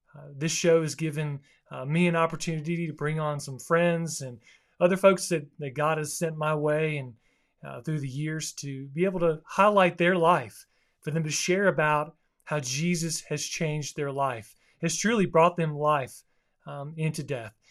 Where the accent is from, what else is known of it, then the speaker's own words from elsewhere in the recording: South Florida, United States; where I grew up in South Florida